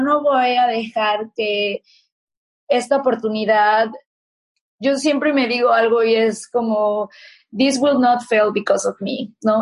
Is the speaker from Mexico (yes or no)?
yes; Mexico; moved away; usábamos en México